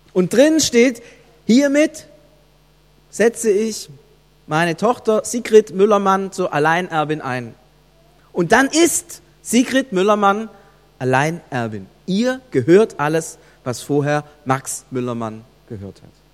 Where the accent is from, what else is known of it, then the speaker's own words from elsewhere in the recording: Germany; bei uns in Deutschland